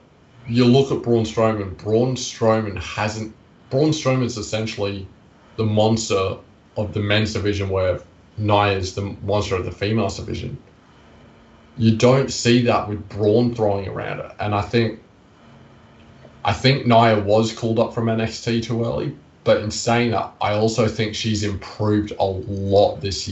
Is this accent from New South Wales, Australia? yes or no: no; Queensland, Australia; which not only is my home country, but it's also my home state